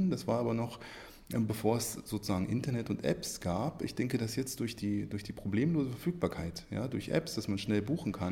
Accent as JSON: {"language": "German", "town": "Oranienburg", "region": "Brandenburg", "country": "Germany", "tie": "born or raised there", "also_born_or_lived": "Berlin", "said": "also ich bin in Berlin geboren, in Oranienburg aufgewachsen, das heißt, ich kenne Berlin"}